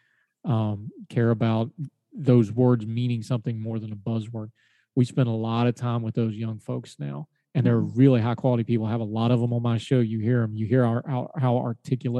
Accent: West Virginia, United States; moved away; my home state of West Virginia

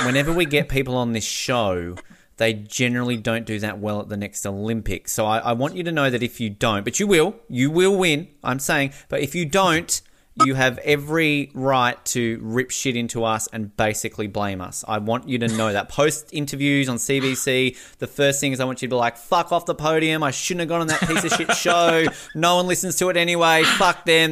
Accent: Australia; As an Australian

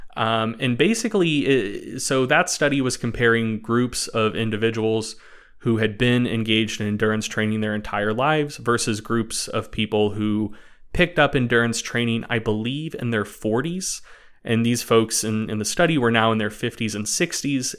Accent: Knoxville, North Carolina, United States; moved away; I am actually originally from Knoxville, North Carolina

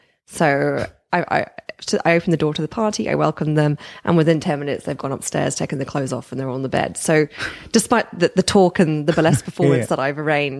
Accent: United Kingdom; So I guess once again, since we are British, we don't do things like this.

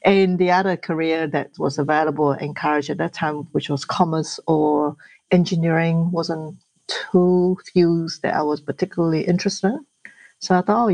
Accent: Malaysia; English is a second language; now in New Zealand; I grew up in Malaysia.

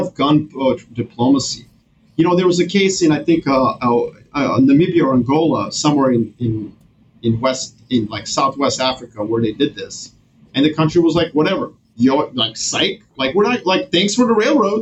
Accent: Serbia; moved away; I'm originally from Serbia, so that's my home country.

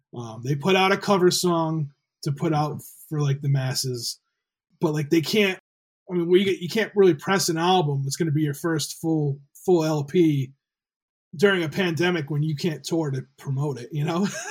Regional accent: Rhode Island, United States; I grew up in Rhode Island

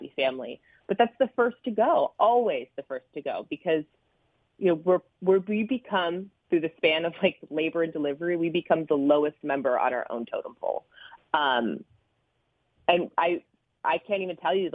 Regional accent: Midwest, United States; we grew up in the Midwest

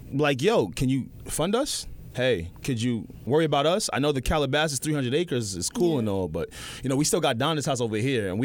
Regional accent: Nigeria; moved away; I'm from Nigeria.

